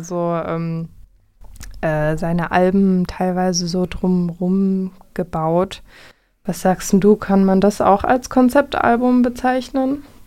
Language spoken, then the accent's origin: German; Vogtland, Saxony, Germany; moved away as an adult; now in Jena, Germany; ich komme eigentlich aus dem Vogtland, wohne jetzt aber schon ein paar Jahre